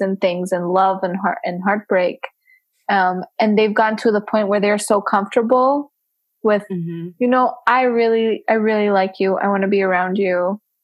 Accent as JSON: {"language": "English", "country": "Romania", "moved": "yes", "lives_now": "United States", "said": "when people ask me you know where are you from I'm like from romania"}